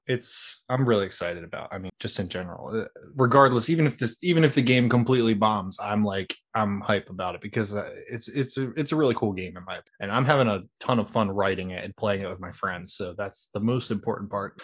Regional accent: Philadelphia, Pennsylvania, United States; I'm from Philly

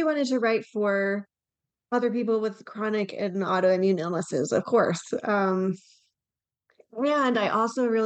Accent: Atlanta, Georgia, United States; moved away as an adult; now in Chattanooga, United States; I am from North Atlanta, and then I went to college near here

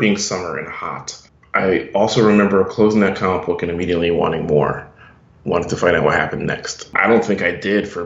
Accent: Brooklyn / Long Island, New York, United States; moved away as an adult; also born or lived in Harlem; now in Austin, United States; I grew up in Brooklyn up until I was 10 years old, and then we moved out to Long Island. I lived there throughout college

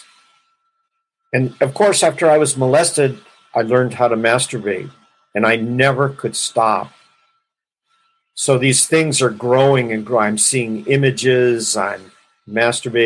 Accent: Los Angeles, California, United States; I grew up in Los Angeles and in a very large family

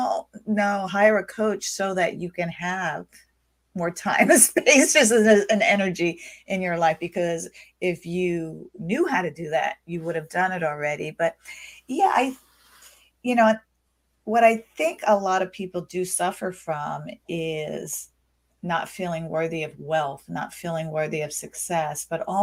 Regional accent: United States; I grew up in the United States. I'm an American

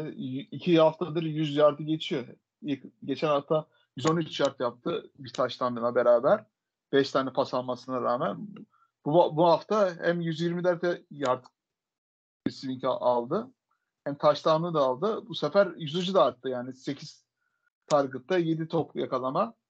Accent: Adana, Turkey; Boston Massachusetts doğumlu değilim Adana doğumluyum ben

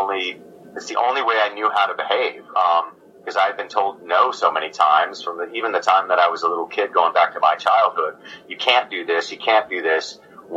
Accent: Oregon, United States; moved away as an adult; also born or lived in Tucson, Arizona / Montgomery, Vermont / Brooklyn, New York; a merry prankster from Oregon

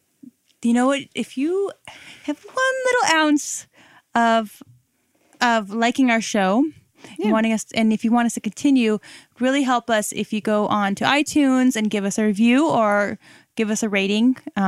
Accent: Northern California, United States; I grew up in Northern California, so I used to go to Tahoe all the time.

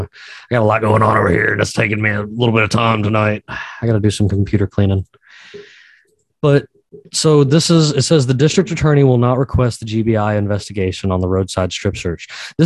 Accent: Georgia, United States; In my home state down here in Georgia

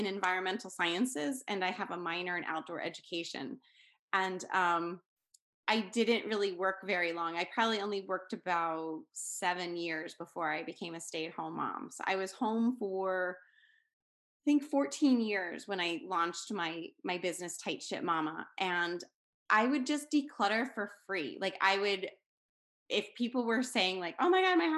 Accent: Pennsylvania, United States; I'm from Pennsylvania in the United States

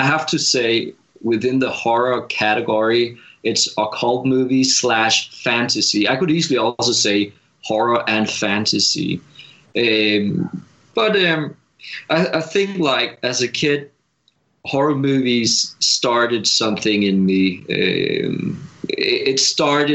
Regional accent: Denmark; moved away as an adult; now in Los Angeles, United States; being a farmer in Denmark, where I grew up

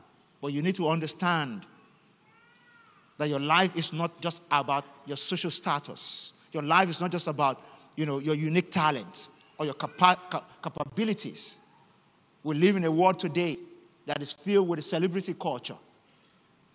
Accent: Nigeria; first language Yoruba; English is a second language; You know, in my native language, Yoruba, there's a slang that gained notoriety not too long ago because of a particular song. … And in this part of the world, people sang it a lot.

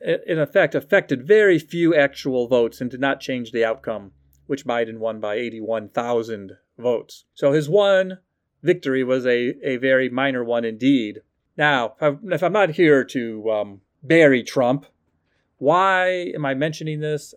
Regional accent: Ohio, United States; moved away as an adult; I'm from Ohio

